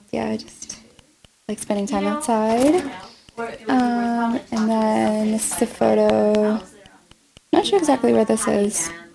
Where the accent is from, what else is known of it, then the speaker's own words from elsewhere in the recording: Ontario, Canada; my whole family's from Montreal, um, but I was born in Ontario.